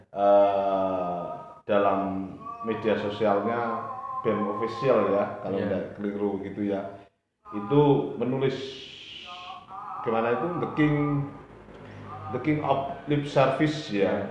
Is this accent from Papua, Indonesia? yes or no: no; Nganjuk, East Java, Indonesia; iya saya asli Nganjuk kok